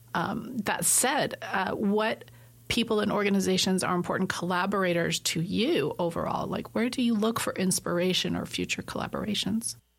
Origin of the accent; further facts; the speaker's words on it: Southern Idaho, United States; Coming from a farming community growing up, I grew up in Southern Idaho